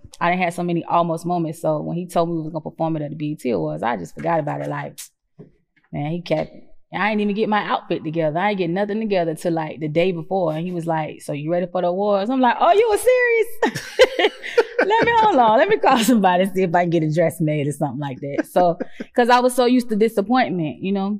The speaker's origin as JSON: {"language": "English", "town": "Jacksonville", "region": "Florida", "country": "United States", "said": "I'm from Jacksonville. I'm from Duval."}